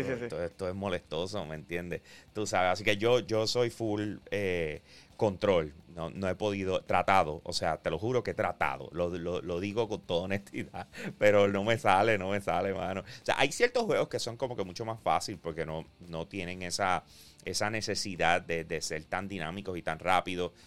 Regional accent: Bayamón, Puerto Rico; yo soy de Bayamón

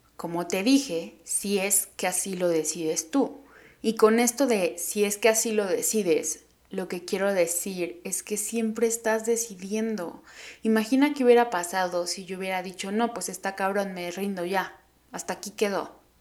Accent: Oaxaca, Mexico; moved away as an adult; now in Mexico City, Mexico; soy de Oaxaca, que nací ahí

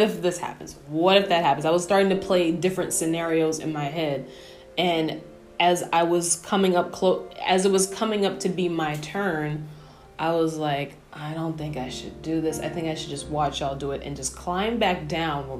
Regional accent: New York, United States; I grew up in New York, so I'm born and bred in New York.

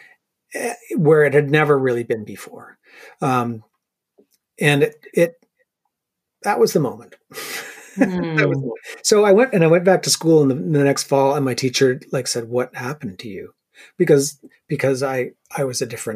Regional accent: Sackville, New Brunswick, Canada; moved away as an adult; also born or lived in Ottawa; I grew up in Sackville, New Brunswick. So it was a small town

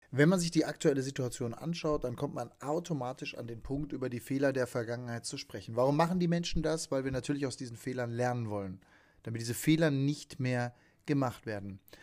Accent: Hagen, North Rhine-Westphalia, Germany; aus meiner Heimatstadt, aus Hagen

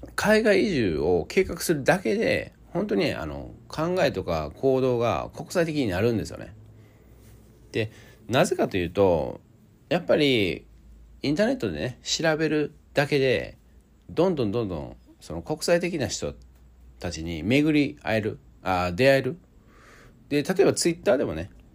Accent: Osaka, Japan; 出身大阪なんですけども

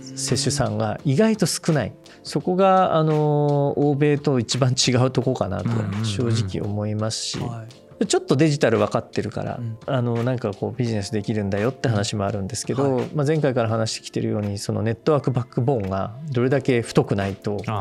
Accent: Shizuoka, Japan; で僕はあの静岡出身なんですけど

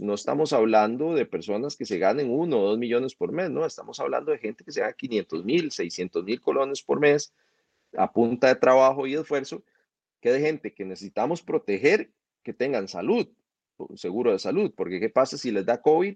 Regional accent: Costa Rica

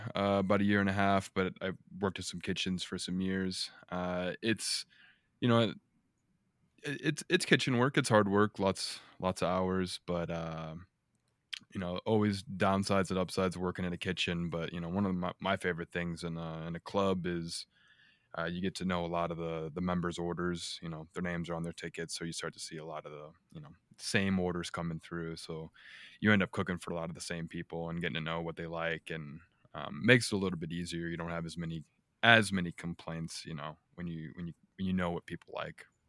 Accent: Northwest Indiana, United States; moved away as an adult; now in Denver, United States; I'm from Northwest Indiana. Um, grew up there, lived there twenty-something years

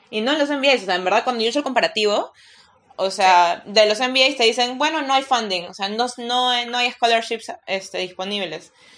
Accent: Peru; soy peruana

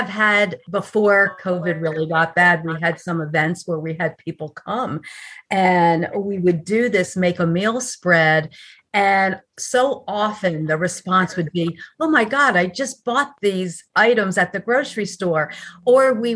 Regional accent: New Jersey, United States; also born or lived in Hollywood, Florida / North Miami, Florida; now in Fort Myers, United States; I'm originally from New Jersey, but have been a planted Floridian for over 45 years now.

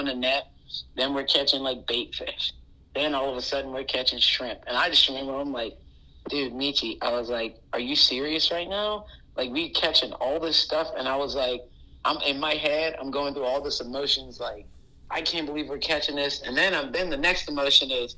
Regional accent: Charleston, South Carolina, United States; I grew up in Romney Village, and when I had 2 hours every day when my mom got off, so I used to just walk around King Street.

